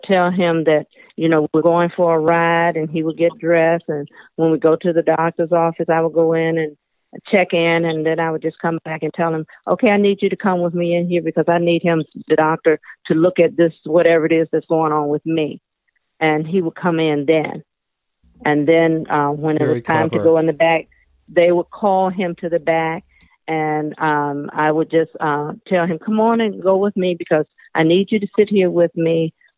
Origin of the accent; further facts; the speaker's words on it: United States; as African American